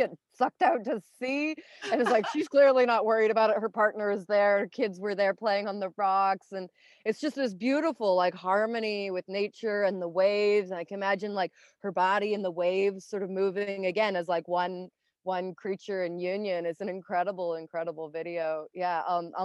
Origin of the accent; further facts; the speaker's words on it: Canada; I'm from Canada.